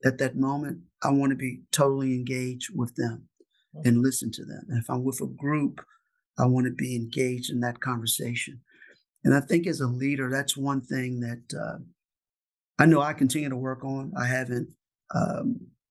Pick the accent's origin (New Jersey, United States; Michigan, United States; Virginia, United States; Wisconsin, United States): Virginia, United States; Richmond; In Richmond, Virginia